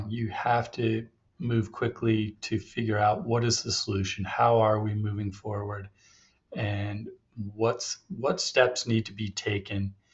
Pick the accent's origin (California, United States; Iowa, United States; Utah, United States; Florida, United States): Utah, United States; Yeah, I was born and raised here in Utah I was born the same year Snowbird opened in 1971.